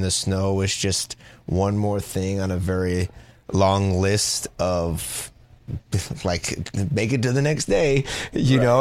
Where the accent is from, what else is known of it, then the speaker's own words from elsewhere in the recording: Los Angeles, California, United States; also born or lived in San Diego; I grew up in Los Angeles